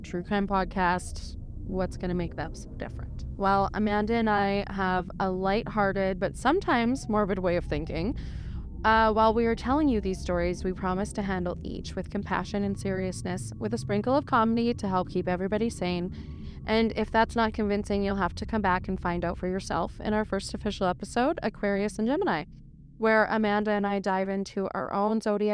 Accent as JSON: {"language": "English", "town": "Edmonton", "region": "Alberta", "country": "Canada", "tie": "born or raised there", "said": "I have lived in the Edmonton area my whole life"}